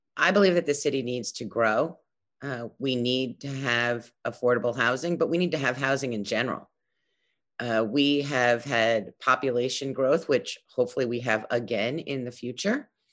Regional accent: New York City, New York, United States; I grew up in Brooklyn. Uh, I've lived here all my life

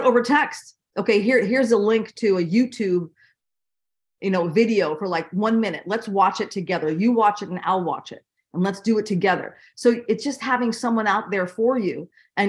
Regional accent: Miami, Florida, United States; moved away as an adult; also born or lived in Manhattan, New York; now in East Hampton, United States; I was born in Manhattan, but I was raised in Miami.

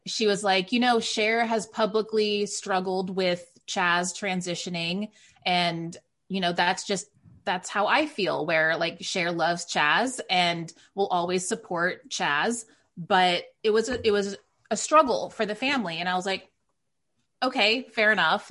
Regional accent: Waco, Texas, United States; moved away as an adult; also born or lived in Northern California; now in New York City, United States; I'm raised in a very conservative Waco, Texas

